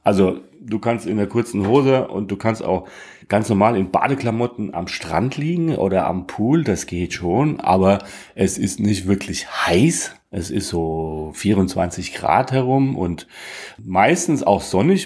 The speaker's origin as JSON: {"language": "German", "country": "Germany", "said": "dass wir aus Deutschland kommen"}